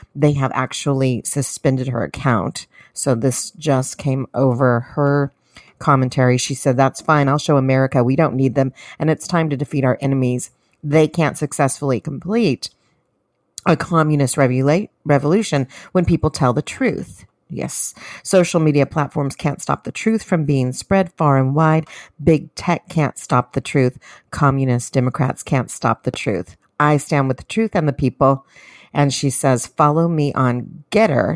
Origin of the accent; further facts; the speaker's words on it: California, United States; I am from California